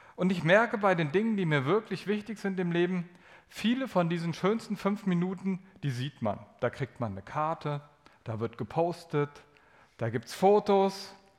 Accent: Germany; Also bin ich ja aus Deutschland

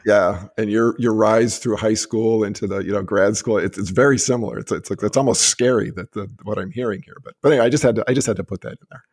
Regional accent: Massachusetts, United States; Massachusetts, too, my home state

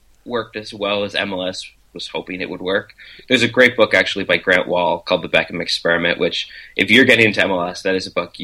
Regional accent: Kingston, Ontario, Canada; I grew up in Kingston, which is a city halfway between Toronto and Montreal.

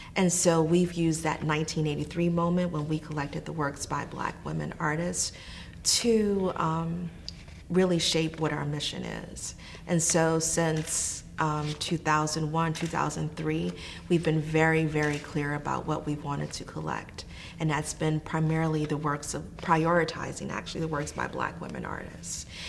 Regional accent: New Orleans, Louisiana, United States; I'm from New Orleans

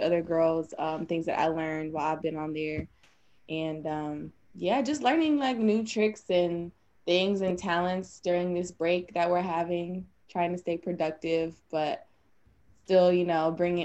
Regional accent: North Carolina, United States; I'm from North Carolina, born and raised.

